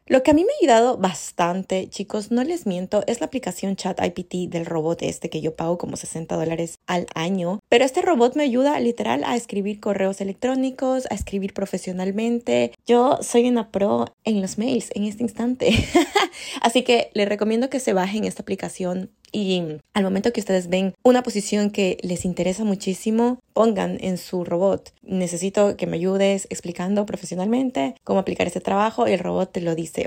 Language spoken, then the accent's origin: Spanish; Ecuador; moved away as an adult; now in Vancouver, Canada; en Ecuador